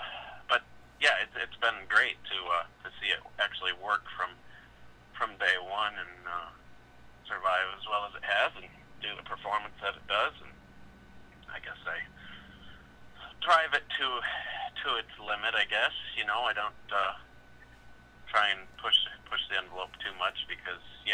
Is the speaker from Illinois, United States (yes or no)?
yes; Rockford, Illinois, United States; here in Rockford at my hometown show at the Metro Center